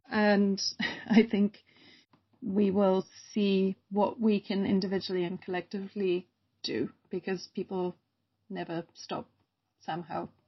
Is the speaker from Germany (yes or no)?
yes; Germany; I grew up in Germany, uh, which, you know, my accent, also I want to explain my accent will wave freely between Germany, Britain, and then living with an American.